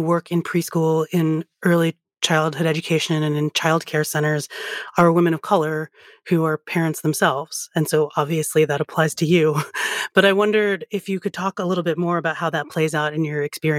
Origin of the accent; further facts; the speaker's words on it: United States; I was born here, first generation Filipino American